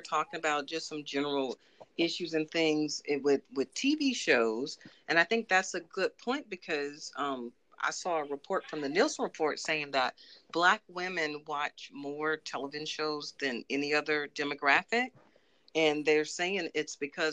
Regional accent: Baton Rouge, Louisiana, United States; now in Baldwin County, Alabama, United States; my hometown of Baton Rouge

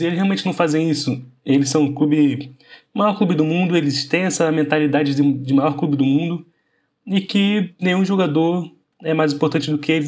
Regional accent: Brazil; como brasileiro

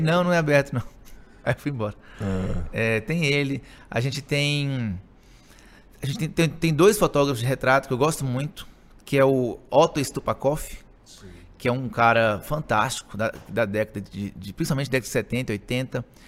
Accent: Montes Claros, Minas Gerais, Brazil; also born or lived in Belo Horizonte; sou aí. de Montes Claros, sempre cresci aqui em Montes Claros, sempre morei aqui em Montes Claros

